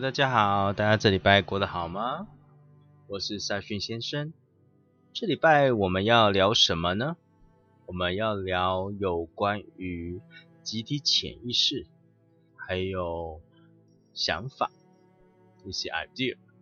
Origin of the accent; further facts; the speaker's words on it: Taiwan; 我们台南人都会讲吼、嘿、大、吼，但是语言的部分，但我们台湾人就是会这么讲话。